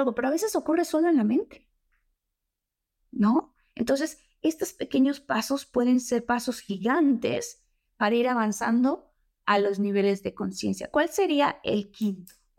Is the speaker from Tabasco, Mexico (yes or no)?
yes; Tabasco, Mexico; moved away; also born or lived in Mexico City; soy de Tabasco.